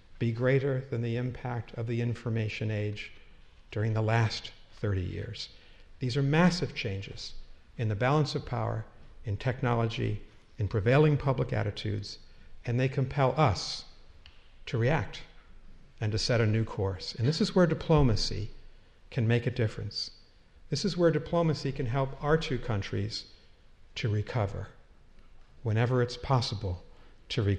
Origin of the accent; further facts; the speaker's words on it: Massachusetts, United States; my home state of Massachusetts